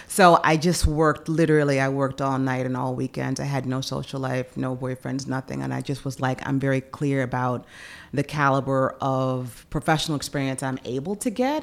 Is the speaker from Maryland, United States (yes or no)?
no; Memphis, Tennessee, United States; moved away; also born or lived in Chicago / New York; Growing up in Memphis